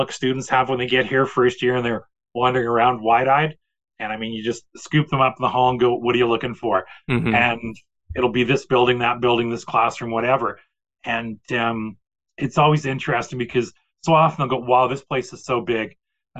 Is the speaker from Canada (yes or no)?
yes; Portage la Prairie, Manitoba, Canada; I came from Portage, which has a population of 13,000, and I think the U of M at that time had a population of 25,000.